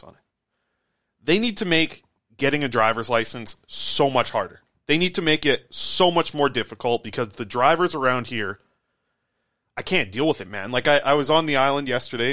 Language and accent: English; Nanaimo, British Columbia, Canada; I grew up in Nanaimo, smaller town